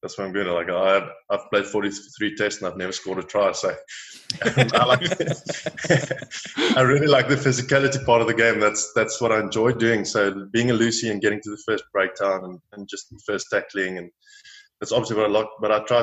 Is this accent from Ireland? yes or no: no; South Africa; moved away as an adult; now in France; Watched Super Rugby growing up in South Africa